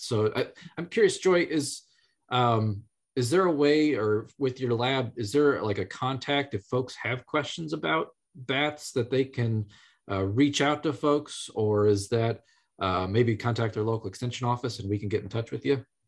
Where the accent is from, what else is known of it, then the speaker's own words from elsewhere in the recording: Illinois, United States; I grew up in Illinois